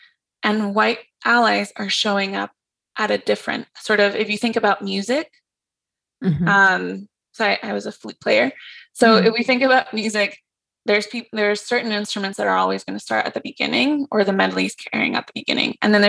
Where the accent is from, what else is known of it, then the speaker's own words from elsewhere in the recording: Mexico; And so I'm from Mexico. There's indigeneity there.